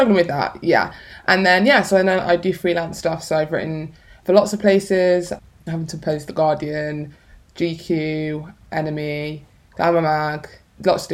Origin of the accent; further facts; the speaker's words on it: Birmingham, West Midlands, United Kingdom; also born or lived in London; now in Manchester, United Kingdom; I'm from Birmingham